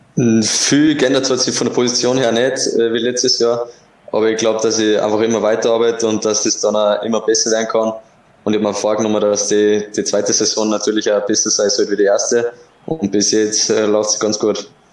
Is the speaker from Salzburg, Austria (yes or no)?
yes; Kuchl, Salzburg, Austria; moved away as an adult; now in Linz, Austria; meine Heimat ist natürlich immer wieder Kuchel